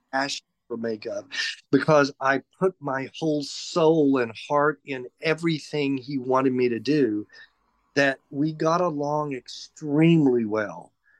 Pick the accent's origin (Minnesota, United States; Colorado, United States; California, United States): California, United States; Los Angeles; basically grew up in Los Angeles. I met my husband there in 1979. We've been together for 44 years. We grew up together in Los Angeles.